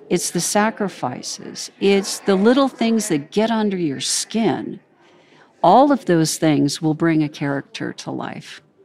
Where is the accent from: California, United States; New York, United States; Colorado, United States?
California, United States; I grew up in California